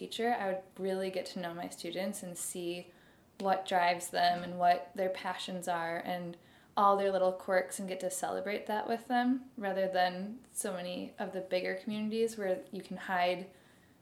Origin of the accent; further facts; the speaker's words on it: Barrington, Illinois, United States; I have lived in the Midwest my whole life